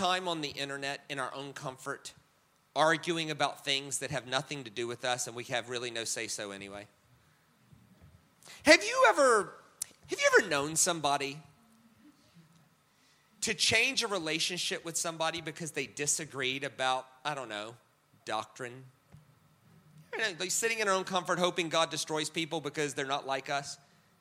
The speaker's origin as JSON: {"language": "English", "country": "United States", "said": "I'm American"}